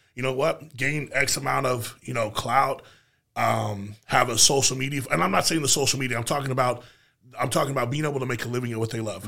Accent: United States; as an American

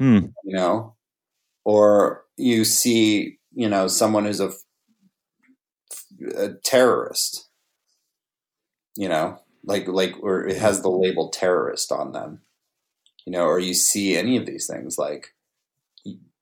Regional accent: Navajo Nation, United States; I grew up on the Navajo reservation.

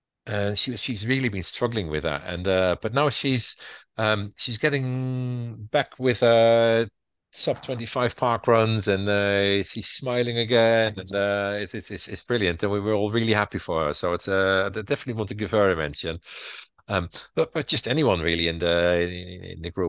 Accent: Utrecht, Netherlands; moved away as an adult; now in Southsea, United Kingdom; Utrecht, my hometown in the Netherlands

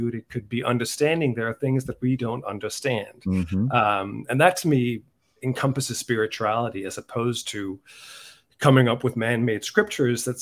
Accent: Denmark; moved away as an adult; also born or lived in Dublin, Ireland; now in United States; I was brought up in Denmark

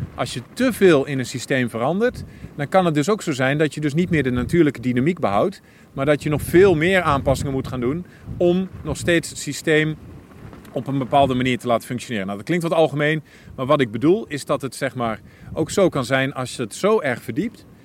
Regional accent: Twente, Overijssel, Netherlands; ik als Twentenaar

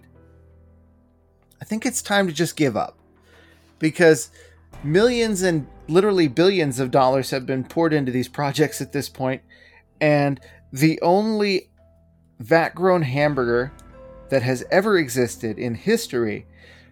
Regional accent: United States; as an American

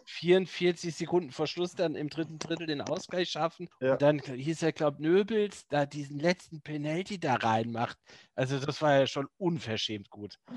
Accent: Neu-Isenburg, Hesse, Germany; moved away; meiner alten Heimat Neu-Isenburg

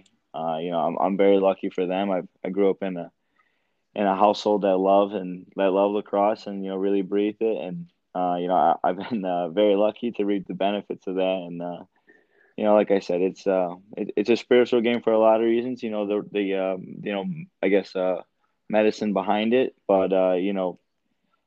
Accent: Tonawanda Seneca Reservation, near Buffalo, New York, United States; I'm from the Seneca Reservation. It's near Buffalo. It's called Tonawanda, but it's a small one out there.

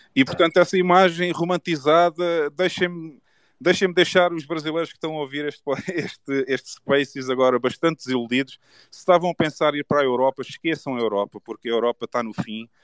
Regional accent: Portugal; Eu gosto de Portugal, eu nasci em Portugal, gosto da cultura, gosto das pessoas

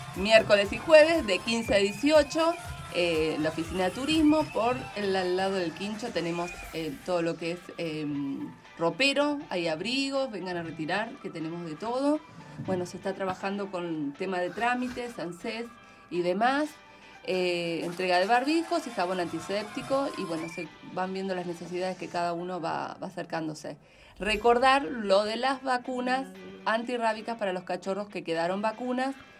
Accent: San Antonio de Padua, Buenos Aires Province, Argentina; no nací en Padua, en San Antonio de Padua, provincia de Buenos Aires, pero viví toda mi vida desde que nací, digamos.

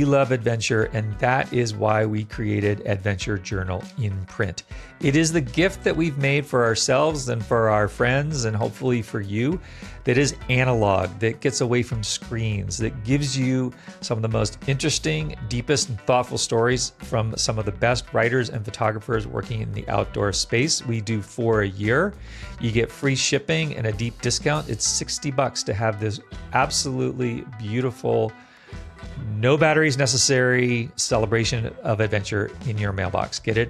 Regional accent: Virginia, United States; I grew up in Northern Virginia outside Washington, D.C., and the big ski shop was Ski Chalet

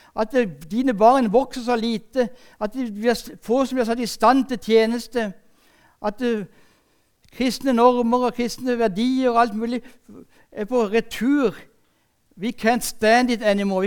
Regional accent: Sørlandet, Norway; Jeg er sørlending

